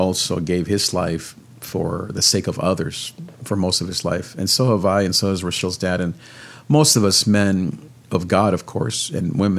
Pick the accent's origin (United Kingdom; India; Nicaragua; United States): Nicaragua; I'm from Nicaragua